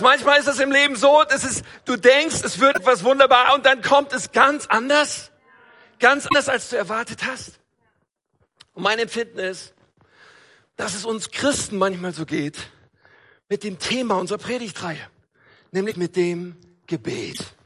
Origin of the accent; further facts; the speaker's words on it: North Rhine-Westphalia, Germany; Ich komme ja aus Nordrhein-Westfalen